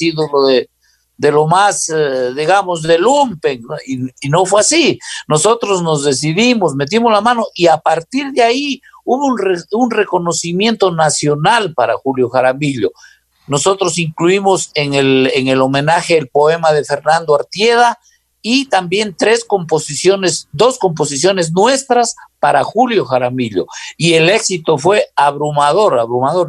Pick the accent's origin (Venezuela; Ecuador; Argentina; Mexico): Ecuador; Loja